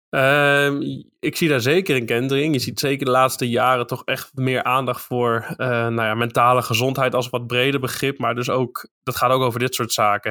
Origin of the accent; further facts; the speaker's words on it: eastern Netherlands, Netherlands; in het oosten van het land waar ik vandaan kom